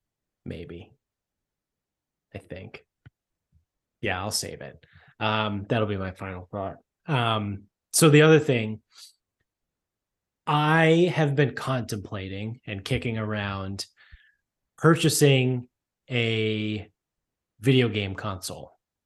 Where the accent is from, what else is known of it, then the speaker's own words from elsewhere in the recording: Canada; They don't. I'm Canadian. They don't.